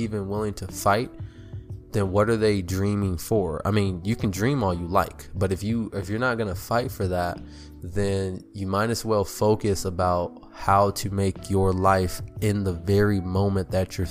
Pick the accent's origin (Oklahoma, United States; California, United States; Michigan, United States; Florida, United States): California, United States; I'm from California